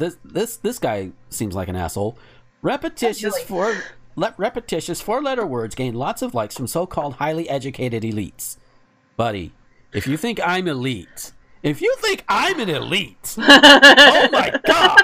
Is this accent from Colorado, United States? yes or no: no; near Chipley, Florida, United States; born or raised there